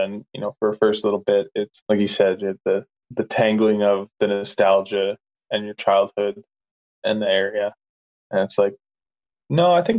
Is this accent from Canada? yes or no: yes; Canada; moved away; I think growing up in the Peace Country was only half of it.